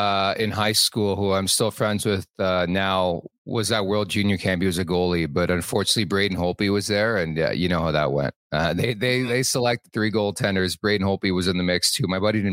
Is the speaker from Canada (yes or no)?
yes; Oakville, Ontario, Canada; in my backyard, at least where I grew up in Oakville, Ontario.